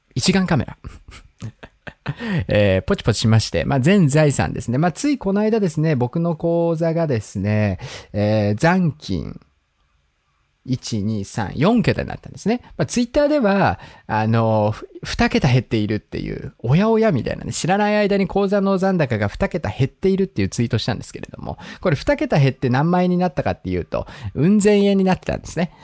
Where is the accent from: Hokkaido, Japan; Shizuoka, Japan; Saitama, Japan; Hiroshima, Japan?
Hokkaido, Japan; now in Tokyo, Japan; 北海道出身